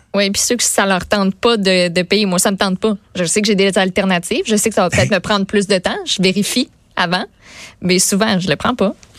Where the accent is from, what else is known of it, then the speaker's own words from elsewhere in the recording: Boischatel, Quebec, Canada; je viens de, de Bois-Châtel. Mes parents restent encore là